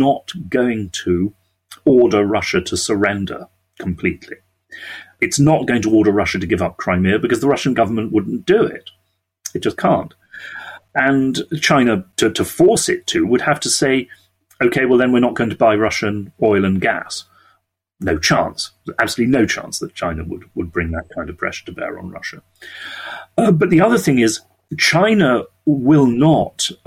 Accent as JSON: {"language": "English", "country": "United Kingdom", "said": "we are British"}